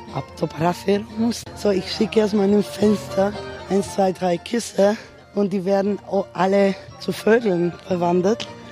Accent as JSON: {"language": "German", "country": "Greece", "said": "zu uns in Griechenland"}